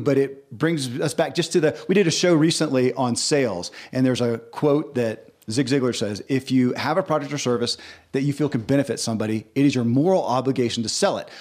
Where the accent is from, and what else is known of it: Kentucky, United States; born or raised there